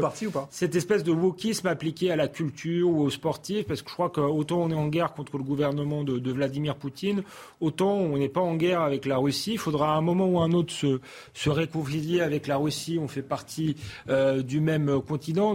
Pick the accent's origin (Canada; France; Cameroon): France; en tant que Français